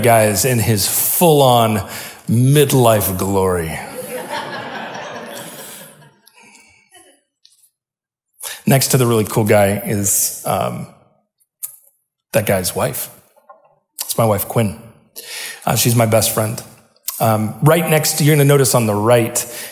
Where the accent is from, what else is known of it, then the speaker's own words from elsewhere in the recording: Salem, Oregon, United States; Where I grew up in Salem, it rained all the time